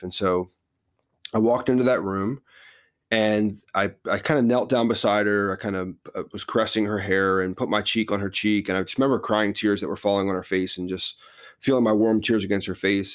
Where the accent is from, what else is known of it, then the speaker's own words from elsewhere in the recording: New Jersey, United States; moved away as an adult; also born or lived in Philadelphia; now in Texas, United States; born and raised in New Jersey